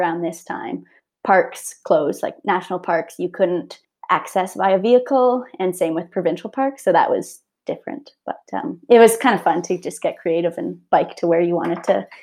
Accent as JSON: {"language": "English", "town": "Calgary", "region": "Alberta", "country": "Canada", "said": "I'm from Calgary, Alberta. I have lived a little bit all over, but residing here now."}